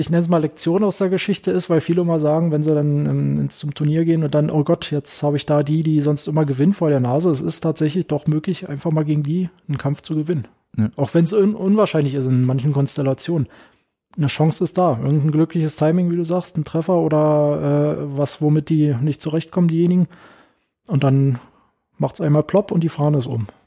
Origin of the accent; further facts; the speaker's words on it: Berlin, Germany; so ganz beiläufig ein bisschen gefragt, wo ich herkomme, soll ich, na hier aus Berlin äh, und so weiter und so fort.